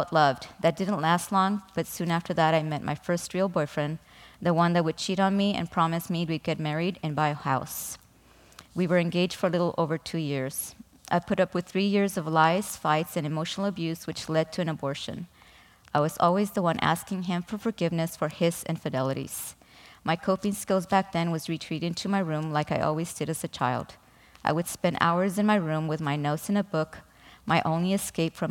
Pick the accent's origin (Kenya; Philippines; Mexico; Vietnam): Mexico; I was born in Mexico to an alcoholic father and emotionally unavailable